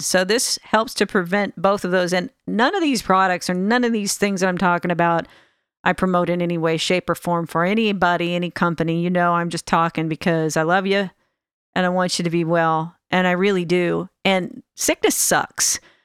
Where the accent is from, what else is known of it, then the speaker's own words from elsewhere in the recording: Sacramento, California, United States; also born or lived in Alameda, California; I'm actually from the Sacramento area, but I lived in Alameda, California last